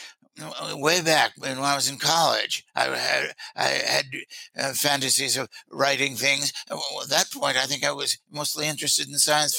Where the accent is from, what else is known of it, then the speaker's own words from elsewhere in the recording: Washington, District of Columbia, United States; also born or lived in Berlin / Paris; This is my hometown. I wasn't born here, but I've lived most of my life, which is pretty long now, here in Washington, D.C.